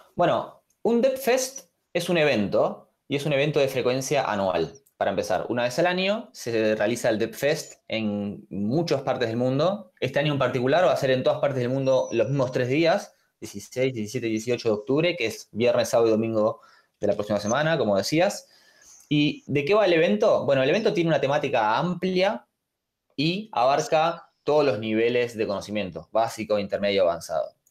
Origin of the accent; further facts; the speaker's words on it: Buenos Aires, Argentina; Soy de Buenos Aires, Argentina